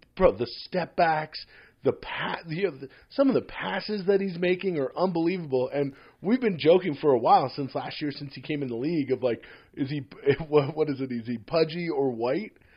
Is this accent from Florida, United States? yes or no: no; Philadelphia, Pennsylvania, United States; now in Toronto, Canada; as a Philadelphian and a Sixers fan